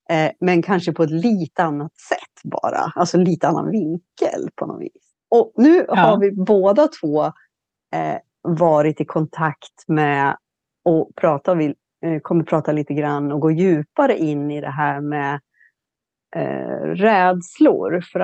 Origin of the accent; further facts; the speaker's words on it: Sweden; moved away; also born or lived in Mediterranean area; Nu är jag hemma i Sverige.